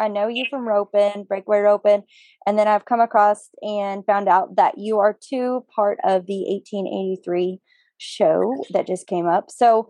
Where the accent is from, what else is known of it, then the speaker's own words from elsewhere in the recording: Colorado, United States; now in Texas, United States; I'm from Colorado, moved to Texas